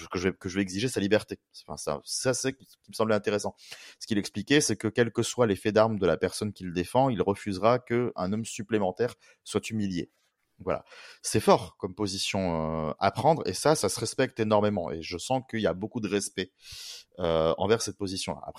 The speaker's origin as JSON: {"language": "French", "country": "Switzerland", "said": "je suis suisse français comme Barbé."}